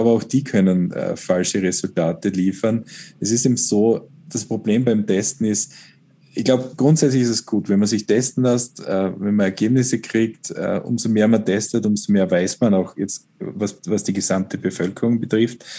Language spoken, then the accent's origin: German; Styria, Austria; als Steirer